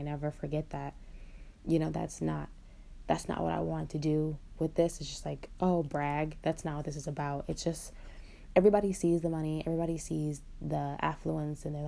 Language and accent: English; Michigan, United States; I'm from Michigan. I'm actually from one of the most wealthy counties in Michigan